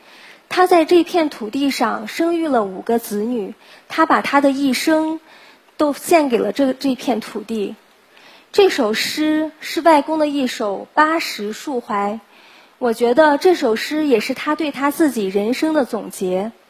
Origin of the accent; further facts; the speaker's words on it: Lanzhou, Gansu, China; 所以兰州就成了我的故乡。